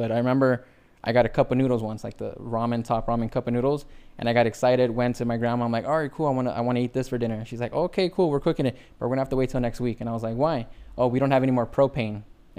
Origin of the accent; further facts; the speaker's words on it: Hacienda Heights, California, United States; also born or lived in Mexico / La Puente, California; I grew up in Hacienda Heights, like not too far from here. Like, right. It was a lot dominant, like Mexican families.